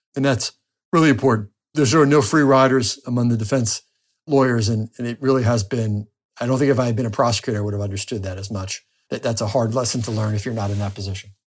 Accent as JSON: {"language": "English", "region": "New Jersey", "country": "United States", "also_born_or_lived": "Washington, D.C.", "moved": "as an adult", "lives_now": "Florida, United States", "said": "my home state of New Jersey"}